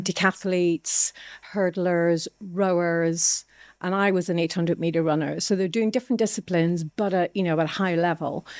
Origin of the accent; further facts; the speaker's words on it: Ireland; now in England, United Kingdom; I'm Irish. Uh, moving to England from a very small country of Ireland was a phenomenal shock.